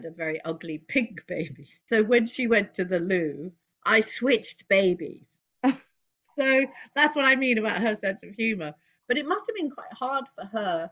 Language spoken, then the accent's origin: English; London, United Kingdom; now in New York, United States; I was born in London